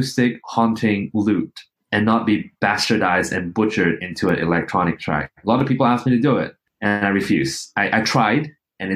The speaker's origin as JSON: {"language": "English", "town": "Kuching", "region": "Sarawak", "country": "Malaysia", "tie": "born or raised there", "moved": "yes", "lives_now": "Australia", "said": "I'm still stuck in Kuching"}